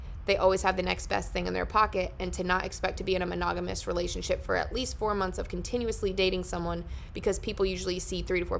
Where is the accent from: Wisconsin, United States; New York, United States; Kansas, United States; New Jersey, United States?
New Jersey, United States; Found a dude from New Jersey. I'm also from New Jersey.